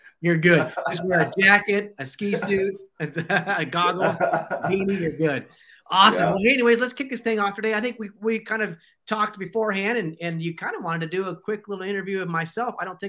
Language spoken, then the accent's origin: English; Central Valley of California, United States; And so I was born and raised in the Central Valley of California. I call it the armpit. There's nothing but cowboys out there.